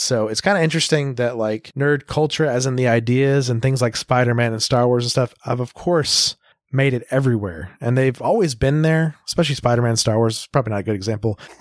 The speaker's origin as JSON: {"language": "English", "town": "Tulsa", "region": "Oklahoma", "country": "United States", "tie": "born or raised there", "said": "I grew up in Tulsa."}